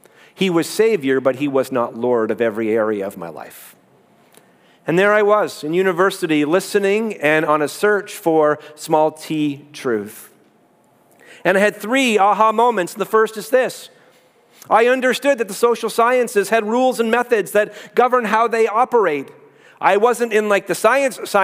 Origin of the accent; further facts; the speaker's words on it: Canada; I'm Canadian.